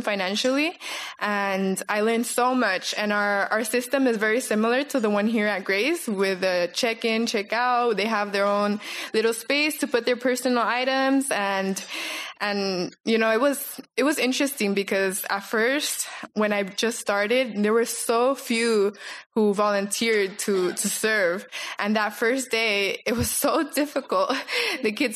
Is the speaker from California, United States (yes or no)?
yes; Los Angeles, California, United States; moved away as an adult; now in Guayaquil, Ecuador; I grew up here in Los Angeles, California. My parents are Mexican